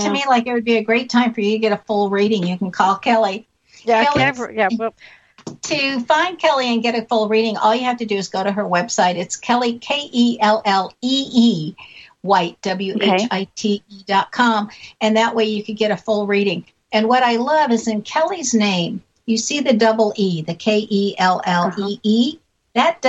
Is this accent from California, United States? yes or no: yes; San Diego, California, United States; from San Diego. Oh, I love this. I have all these connections to these cities. I grew up in San Diego.